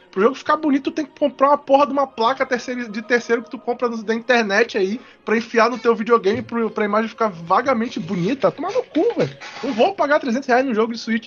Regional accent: Brazil; eu sou brasileiro

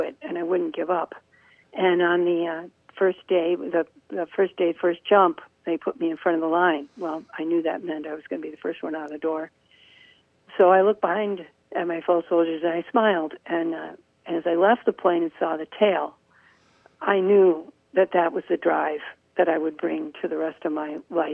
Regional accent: Menomonie, Wisconsin, United States; I was born and raised here in Menominee

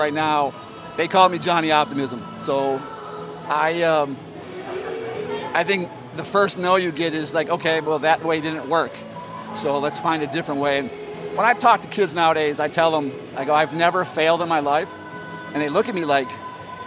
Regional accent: Seven Hills, Ohio, United States; I grew up in Seven Hills, Ohio. I went to Parma, Normandy

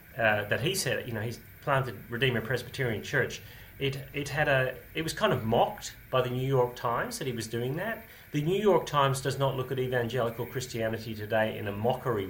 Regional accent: Australia; And I grew up in Australia at that. I was just arriving in Australia at the age of 5 or 6, so that's 50 years ago.

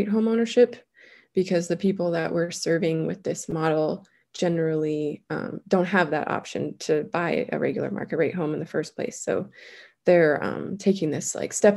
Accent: Flathead Valley, Montana, United States; That's where I grew up

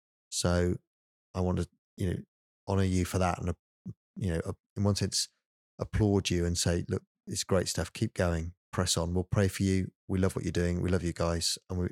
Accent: England, United Kingdom; as an Englishman

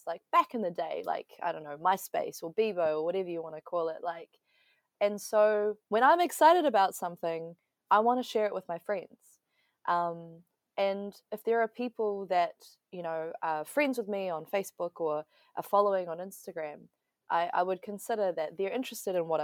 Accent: Wellington, New Zealand; also born or lived in Taiwan; grew up in Aotearoa

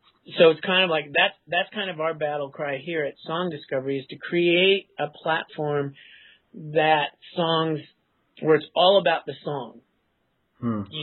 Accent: California, United States; I was from California

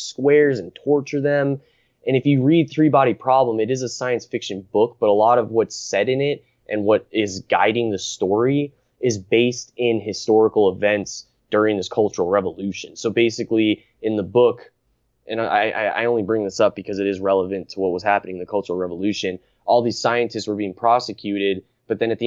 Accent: United States; growing up in America

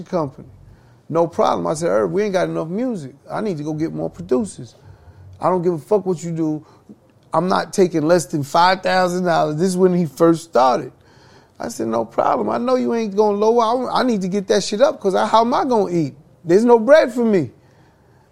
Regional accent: New York City, New York, United States; growing up in Hollis, Queens, everyone would be like, yo, that's Chris' little brother

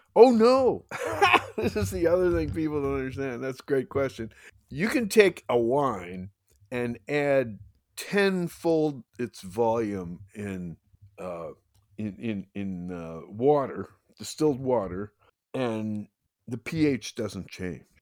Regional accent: New Jersey, United States; now in California, United States; I'm from Jersey

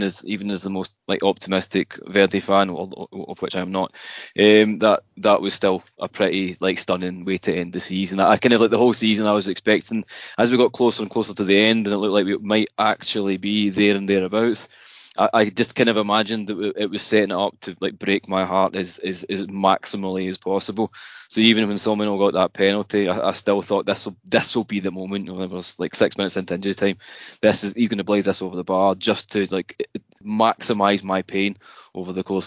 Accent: Kilmarnock, Scotland, United Kingdom; moved away as an adult; now in Japan; I'm originally from Scotland, as you could probably tell by the accent. I'm a Kilmarnock fan. Grew up in Kilmarnock, hometown.

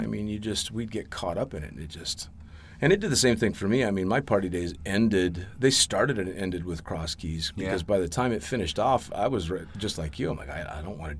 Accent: Las Vegas, Nevada, United States; in which nobody believed or nobody understood because I came from Las Vegas and I probably, I never drank anything.

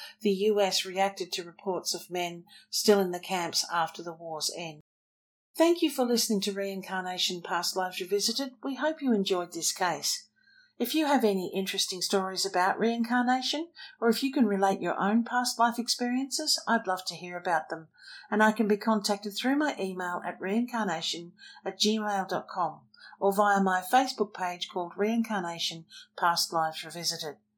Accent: Australia; I'm Australian, and we tend to emulate the Brits in our language

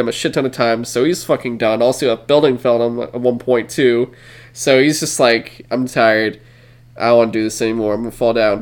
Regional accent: San Francisco, California, United States; we're from San Francisco, grew up in San Francisco, like, this is our home

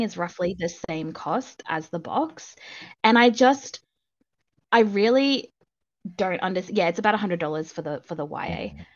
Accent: Australia; accent: Australian; I am Australian

